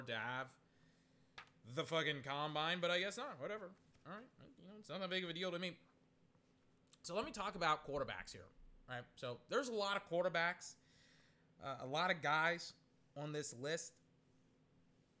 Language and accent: English; Texas, United States; I'm from Texas.